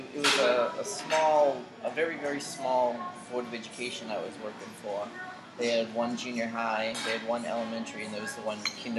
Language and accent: English; Boston, Massachusetts, United States; moved away as an adult; now in Japan; I'm originally from Boston, Massachusetts, a small town outside that area. And I've been in Japan coming up on 6 years.